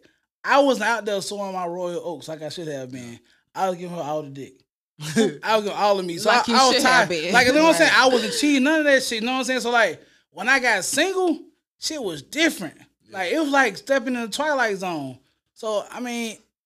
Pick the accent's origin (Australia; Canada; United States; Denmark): United States; College Park, Georgia; also born or lived in Bessemer, Alabama / Atlanta, Georgia; I grew up in College Park, Georgia. And I'm originally from Bessemer.